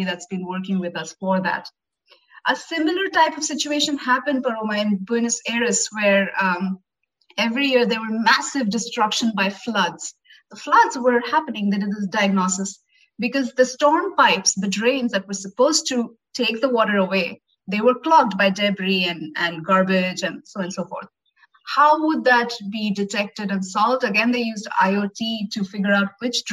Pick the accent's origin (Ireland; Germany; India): India; I'm from India and I've traveled extensively in India